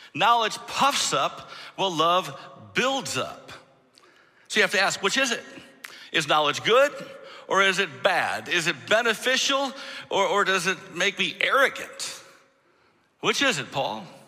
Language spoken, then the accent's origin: English; Michigan, United States; moved away as an adult; I'm originally from Michigan. I mean, most of my life before I moved here from Michigan